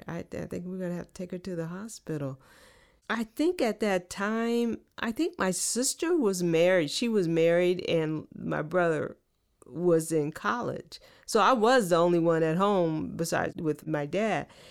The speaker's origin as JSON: {"language": "English", "town": "Oakland", "region": "California", "country": "United States", "tie": "born or raised there"}